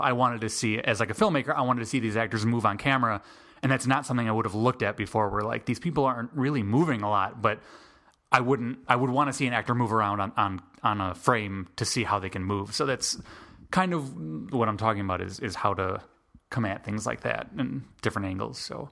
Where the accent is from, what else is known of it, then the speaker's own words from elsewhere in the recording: Chicago, Illinois, United States; now in Atlanta, United States; I am originally from Chicago, but I came down, I moved down to Atlanta